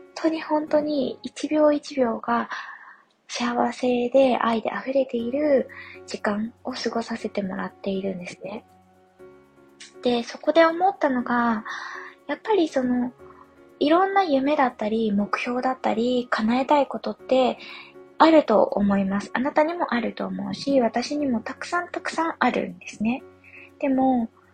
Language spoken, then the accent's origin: Japanese; Yamagata, Japan; moved away; 地元が山形なので山形の記憶